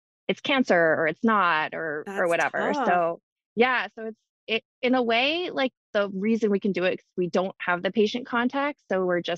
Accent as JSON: {"language": "English", "region": "Hawaii", "country": "United States", "tie": "born or raised there", "said": "I was born and raised in Hawaii"}